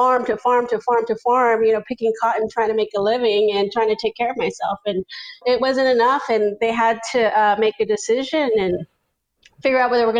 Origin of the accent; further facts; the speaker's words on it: Zacatecas, Mexico; born there; I was born in Zacatecas, Mexico, which is the center state of Mexico.